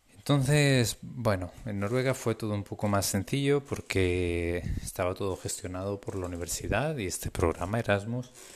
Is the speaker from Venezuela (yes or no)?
no; Spain; moved away as an adult; also born or lived in Norway; esta es la segunda vez que salgo de España